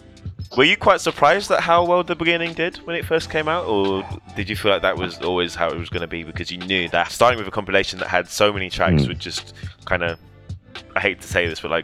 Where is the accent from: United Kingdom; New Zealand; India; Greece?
United Kingdom; London; growing up in London.